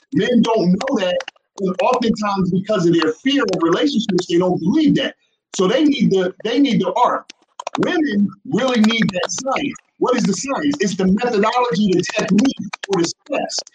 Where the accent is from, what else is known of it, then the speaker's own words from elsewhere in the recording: New Jersey, United States; we from New Jersey